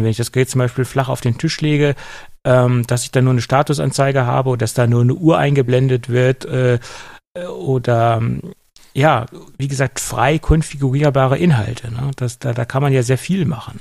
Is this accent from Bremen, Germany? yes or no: no; Göttingen, Lower Saxony, Germany; bei uns in Göttingen